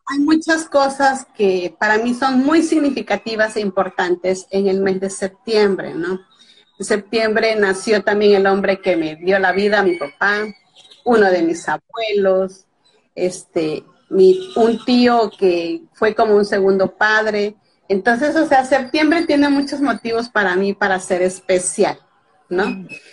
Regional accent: Veracruz, Mexico; soy veracruzana de nacimiento, o sea, del estado de Veracruz en México, eh, casi es pura costa. Y aquí en este estado nací y en este estado actualmente radico.

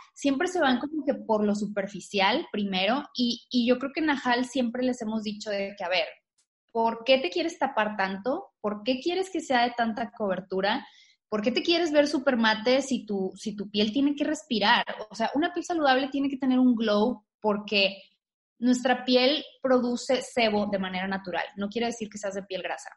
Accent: Tamaulipas, Mexico; Yo soy de Tamaulipas. Este, Yo soy de, de, una ciudad muy chiquita que se llama Hermoso Tamaulipas

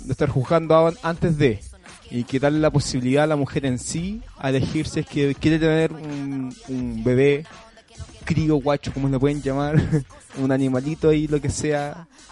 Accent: Chile; Somos todos hermanos porque somos chilenos

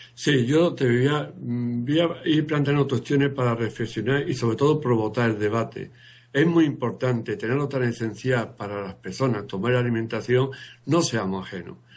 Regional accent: Marchena, Andalusia, Spain; yo soy un andaluz de Machena.

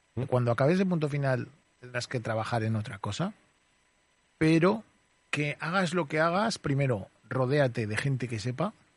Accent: Zaragoza, Aragon, Spain; moved away as an adult; also born or lived in Barcelona / Madrid; Con cinco años vine a vivir aquí a Zaragoza. O sea, me, se considero maño. He estudiado en un colegio de Zaragoza, en un instituto de Zaragoza

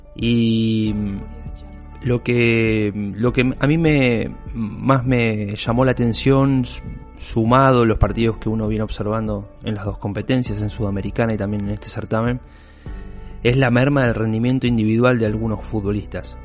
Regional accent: Santa Fe, Argentina; como santafesinos

